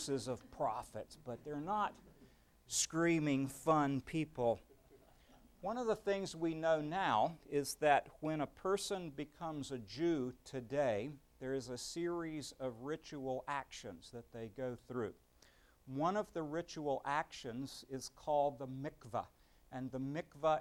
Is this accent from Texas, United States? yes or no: yes; Beaumont, Texas, United States; the Baptists I knew growing up in Beaumont